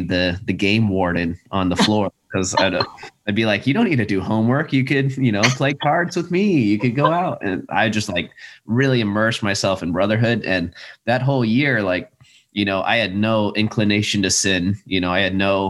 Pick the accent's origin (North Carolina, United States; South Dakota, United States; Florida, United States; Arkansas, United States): South Dakota, United States; moved away; I'm from South Dakota, and when I went to Catholic schools all the way up